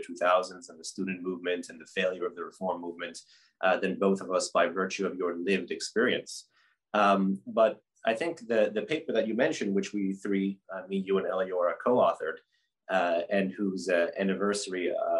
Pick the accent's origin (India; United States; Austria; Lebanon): United States; I grew up here in the States, both to two Iranian immigrant parents